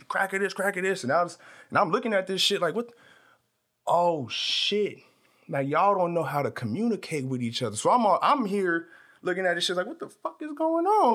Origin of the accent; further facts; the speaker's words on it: Tulare, California, United States; moved away as an adult; also born or lived in Abilene, Texas; now in Los Angeles, United States; I grew up in a small town about three hours north of here called Tulare.